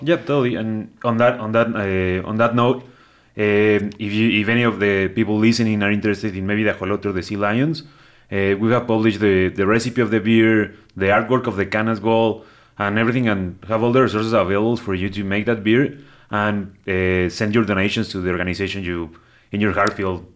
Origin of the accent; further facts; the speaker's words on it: Cuautitlán Izcalli, State of Mexico, Mexico; moved away; I was born in Mexico City and grew up in the, in, like, the metropolitan area, not Mexico City proper, but I grew up around there in a little town. Well, it's, it's been bigger right now, but it's, uh, Cuautitlán Izcalli, that's what it's called.